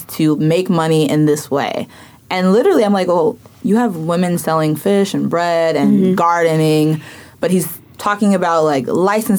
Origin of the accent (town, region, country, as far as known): Chicago, Illinois, United States; born or raised there; now in New York, United States